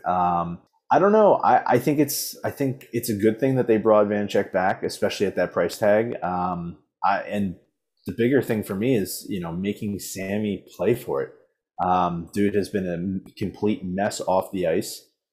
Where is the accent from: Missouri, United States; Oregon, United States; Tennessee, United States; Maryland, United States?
Maryland, United States; Baltimore; born and raised in Baltimore